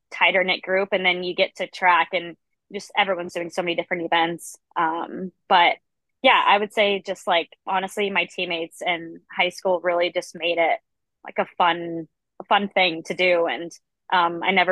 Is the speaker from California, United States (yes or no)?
no; Orlando, Florida, United States; I grew up in Central Florida in Orlando.